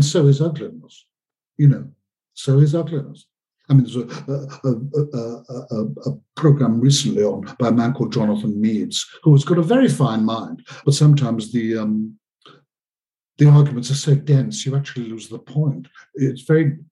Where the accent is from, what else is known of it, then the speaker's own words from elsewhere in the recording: Liverpool, North West England, United Kingdom; When I was a child growing up in Liverpool in the mid-50s